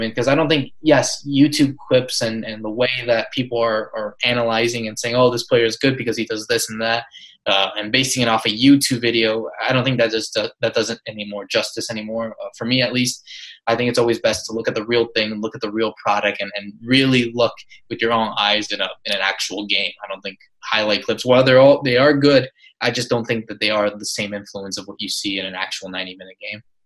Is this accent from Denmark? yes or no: no; United States; I'm obviously American